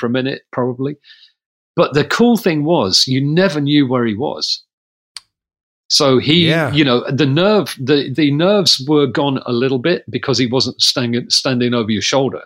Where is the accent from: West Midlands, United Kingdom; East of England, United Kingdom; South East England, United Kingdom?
West Midlands, United Kingdom; Coventry; I was from Coventry